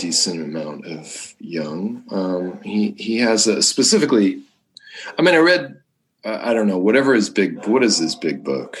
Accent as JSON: {"language": "English", "region": "Southern California", "country": "United States", "tie": "born or raised there", "said": "I grew up in Southern California and New Agey world"}